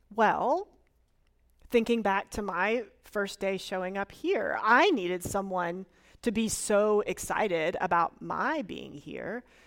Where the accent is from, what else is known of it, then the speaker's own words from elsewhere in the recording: Florida, United States; moved away; I am originally from Florida and willing to claim it.